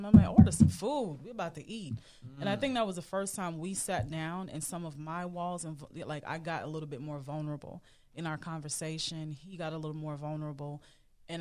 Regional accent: Jamaica; moved away; also born or lived in Bronx, New York, United States; I grew up in Jamaica, moved and lived in the Bronx.

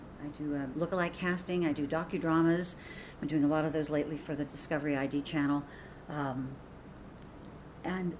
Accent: Pittsburgh, Pennsylvania, United States; moved away as an adult; now in Phoenix, United States; I'm from snow country. I'm from the Pittsburgh area

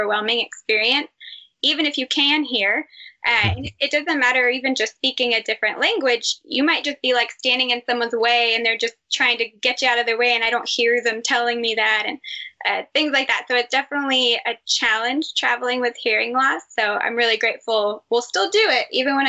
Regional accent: Texas, United States; moved away; I'm from Texas

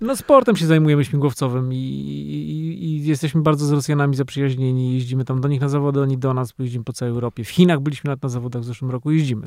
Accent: Poland; jestem z Polski

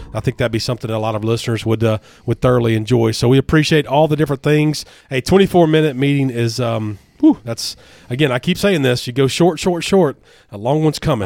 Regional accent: Hernando, Mississippi, United States; my hometown is the county seat

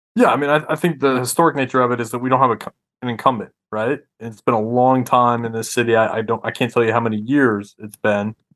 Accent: Rhode Island, United States; also born or lived in Missouri; now in Memphis, United States; I'm from Rhode Island originally

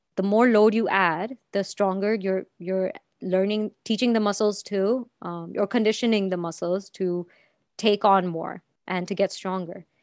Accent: Anand, Gujarat, India; moved away; also born or lived in Dubai; my hometown, which is Anand in Gujarat

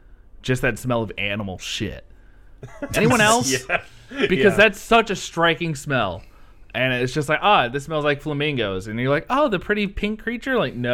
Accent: Ohio, United States; I'm from Ohio.

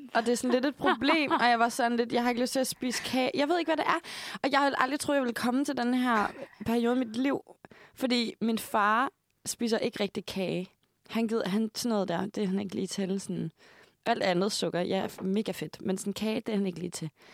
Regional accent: Hørve, Zealand, Denmark; moved away; Jeg kommer fra Nordvestjylland.

